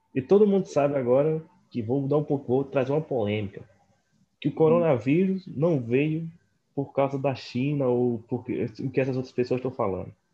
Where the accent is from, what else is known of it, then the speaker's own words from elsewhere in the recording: Northeast Region, Brazil; eu sou do Nordeste